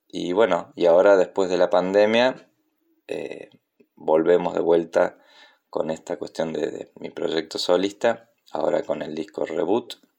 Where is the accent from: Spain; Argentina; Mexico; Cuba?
Argentina; Córdoba; also born or lived in Río Negro; now in Buenos Aires, Argentina; nací en Córdoba, pero vivo en Buenos Aires desde 1994, también viví en Río Negro antes